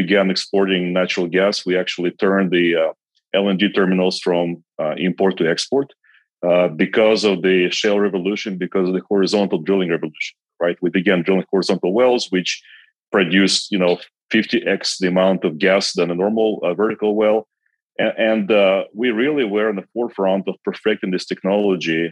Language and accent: English; Kazakhstan; English is a second language; moved away as an adult; also born or lived in Belarus / United States; So I actually grew up in Kazakhstan, and I was there the entire time until I was 21.